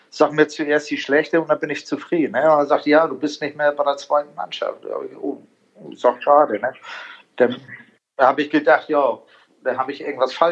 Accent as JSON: {"language": "German", "country": "Italy", "said": "Also ich, sag, ich bin ja auch ein Italiener."}